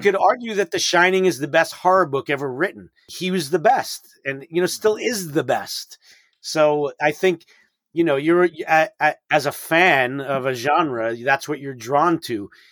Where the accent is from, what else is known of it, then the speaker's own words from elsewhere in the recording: New York City, New York, United States; I'm from New York City